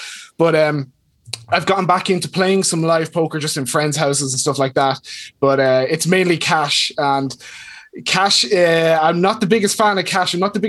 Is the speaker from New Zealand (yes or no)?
no; Westmeath, Leinster, Ireland; I am from Westmeath in the Republic of Ireland. I'm 26